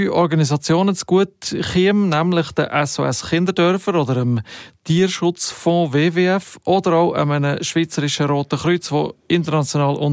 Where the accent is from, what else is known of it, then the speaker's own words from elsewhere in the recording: Grand Est, France; macht mich als halber Elsässer natürlich stolz